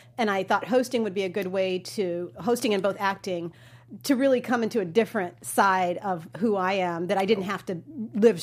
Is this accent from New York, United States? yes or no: no; Georgia, United States; this wonderful little Baptist girl from Georgia